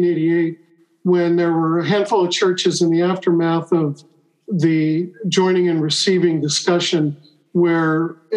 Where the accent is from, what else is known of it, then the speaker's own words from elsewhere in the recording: Long Beach, California, United States; now in Carlsbad, United States; I grew up in Long Beach, and there are a lot of Brethren churches there